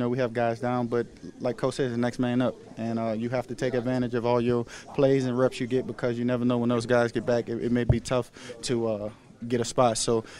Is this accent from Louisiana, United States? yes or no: yes; New Orleans, Louisiana, United States; knowing I'm playing in front of my hometown and my family out there